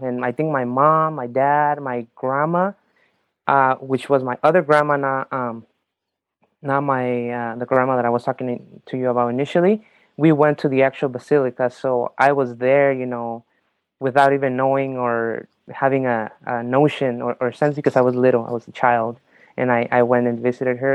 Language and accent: English; Mexico; moved away; I was born in Mexico.